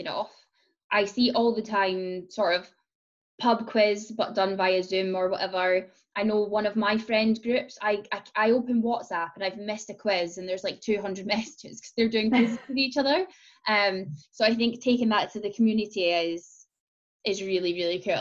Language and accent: English; Scotland, United Kingdom; that's me being Scottish